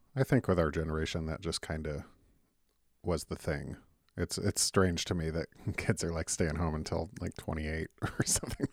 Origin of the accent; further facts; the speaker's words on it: Detroit, Michigan, United States; I'm from Detroit